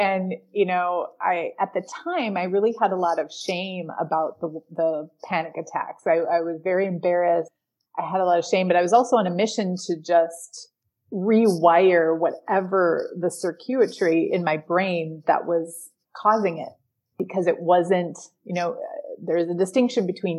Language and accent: English; Green Bay, Wisconsin, United States; now in Dominican Republic; I am from Green Bay, Wisconsin.